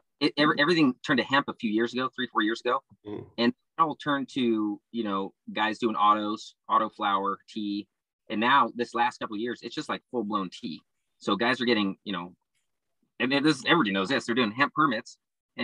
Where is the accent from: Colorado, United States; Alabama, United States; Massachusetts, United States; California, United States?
California, United States; Santa Barbara; now in Oregon, United States; where I'm from in SoCal, you know, Santa Barbara